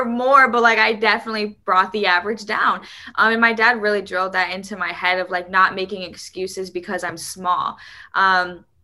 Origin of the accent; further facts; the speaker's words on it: Indiana, United States; growing up in Indiana, it's cold